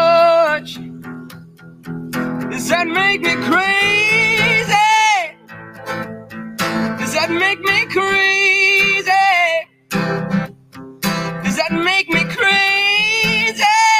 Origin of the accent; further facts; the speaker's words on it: Scotland, United Kingdom; moved away; I am from Scotland. As most of you know, I did move here. And again, I've told you before, I'm a Catholic from the West Coast.